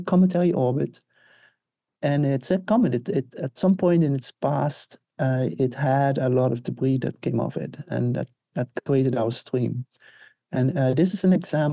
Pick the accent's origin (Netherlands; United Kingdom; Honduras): Netherlands; moved away; I grew up in the Netherlands, Northern Hemisphere.